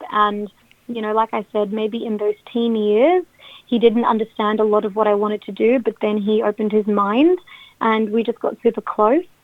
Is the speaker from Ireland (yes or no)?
no; Australia; people would ask, oh, like born and raised in Australia, but tell us about your background.